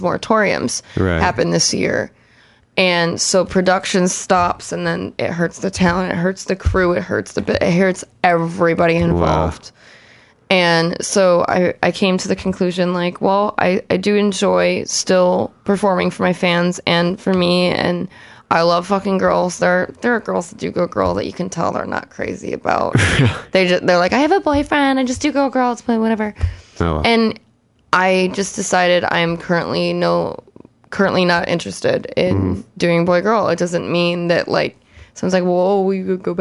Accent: Chicago, Illinois, United States; now in Los Angeles, United States; I'm from Chicago

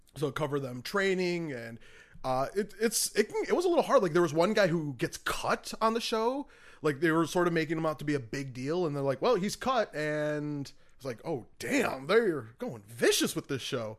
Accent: Michigan, United States; moved away; I'm from Michigan originally

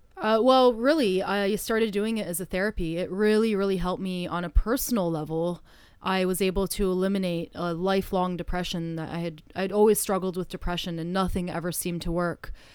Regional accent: Canada; moved away; I am from Canada

